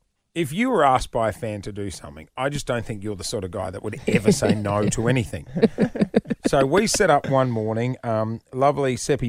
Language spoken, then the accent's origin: English; Brisbane, Queensland, Australia; moved away; so I grew up in Brisbane